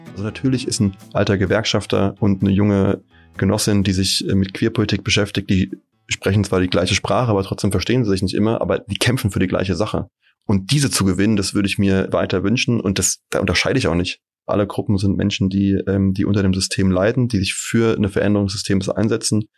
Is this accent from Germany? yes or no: yes; Darmstadt, Hesse, Germany; moved away as an adult; also born or lived in Erlangen / Munich; Ich bin in Darmstadt geboren und war auch genau aufgewachsen, zur Schule gegangen